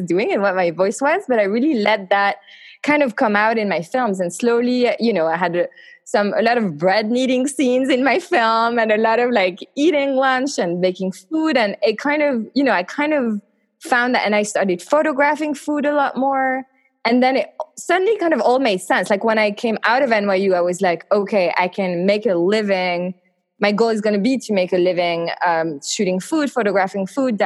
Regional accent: eastern France, France; moved away; I grew up in France, in the east of France.

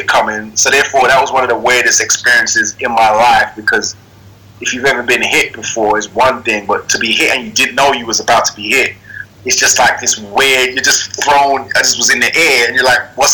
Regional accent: Sierra Leone; also born or lived in London; now in New York, United States; I was born in Sierra Leone

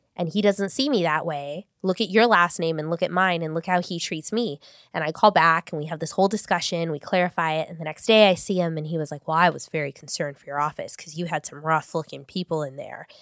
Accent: Long Beach, California, United States; I grew up in North Long Beach

